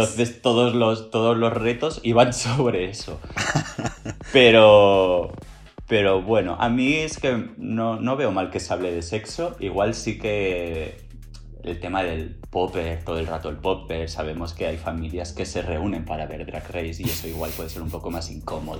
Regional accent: Barcelona, Catalonia, Spain; yo soy de Barcelona

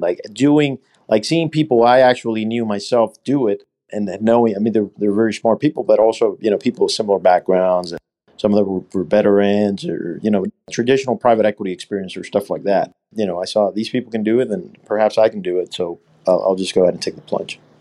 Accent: Puerto Rico; also born or lived in Alabama; So I'm actually from here. I grew up here.

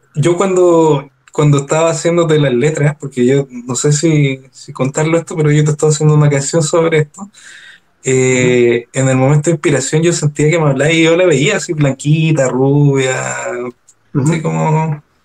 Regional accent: Maipú, Santiago Metropolitan Region, Chile; moved away as an adult; also born or lived in Tongoy; now in Los Vilos, Chile; yo soy oriundo de Maipú

